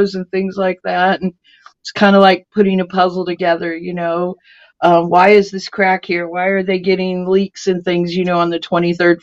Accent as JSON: {"language": "English", "region": "California", "country": "United States", "also_born_or_lived": "Kentucky", "moved": "yes", "lives_now": "South Florida, United States", "said": "I am from California, was up in Kentucky, came down here to move my grandmother"}